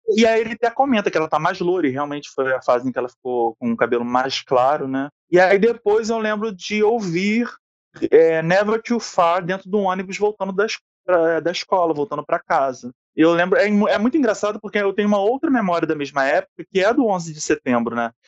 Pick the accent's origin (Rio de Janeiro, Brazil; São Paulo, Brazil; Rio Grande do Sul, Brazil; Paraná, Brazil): Rio de Janeiro, Brazil; Eu sou professor, sou do Rio de Janeiro